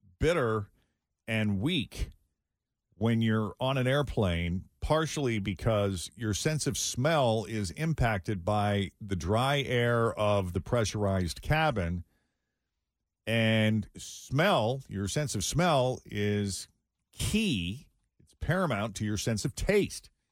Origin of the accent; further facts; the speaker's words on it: Boston, Massachusetts, United States; moved away; when I fly in and out of Boston, you know, my hometown